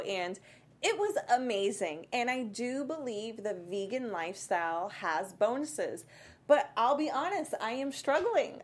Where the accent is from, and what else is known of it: Worcester, Massachusetts, United States; moved away